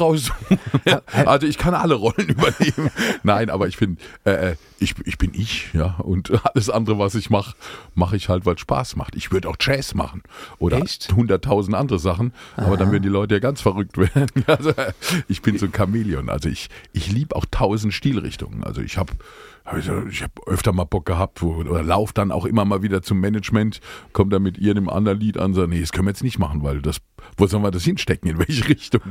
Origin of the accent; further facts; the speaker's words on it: Speyer, Rhineland-Palatinate, Germany; ich bin gebürtiger Speirer